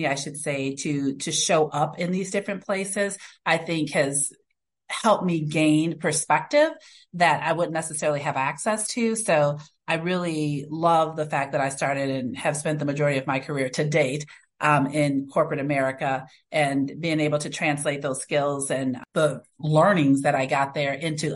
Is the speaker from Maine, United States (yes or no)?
no; Racine, Wisconsin, United States; also born or lived in Chicago, Illinois; raised in Racine, Wisconsin